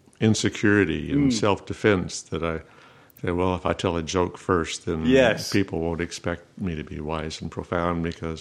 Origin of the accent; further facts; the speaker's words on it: Tulsa, Oklahoma, United States; also born or lived in Artesia, New Mexico / Maljamar, New Mexico; Mostly from Tulsa. I wasn't born in Tulsa, okay, but we moved there. I was 6 when we moved there, and I started second grade in Tulsa.